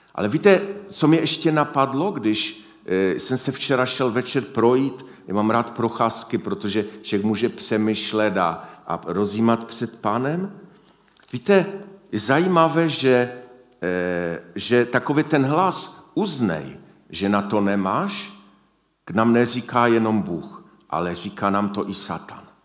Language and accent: Czech; Silesia, Czechia; U nás na Slesku